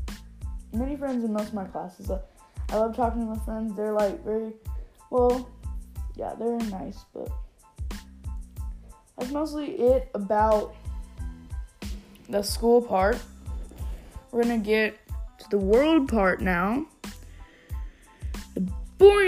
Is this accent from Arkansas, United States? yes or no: yes; Arkansas, United States; also born or lived in California; I moved from California to here to Arkansas in third grade